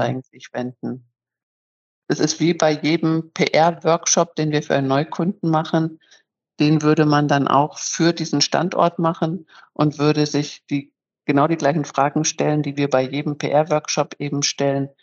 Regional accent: Northern Germany, Germany; moved away as an adult; also born or lived in Munich; now in Bremen, Germany; als waschechte Norddeutsche

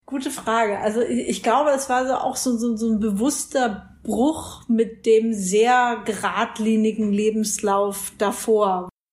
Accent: Franconia, Fürth/Nuremberg area, Bavaria, Germany; ich komme aus Franken, Fürth Nürnberg, die Ecke.

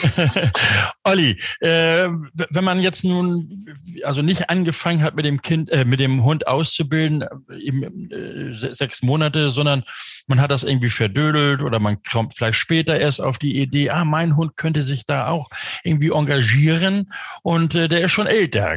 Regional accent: Stormarn, near Hamburg-Rahlstedt, Schleswig-Holstein, Germany; moved away; aus der Ecke Stormann, zumindest so Richtung Grenze Hamburg-Rahlstedt, da komme ich ursprünglich her, da bin ich aufgewachsen

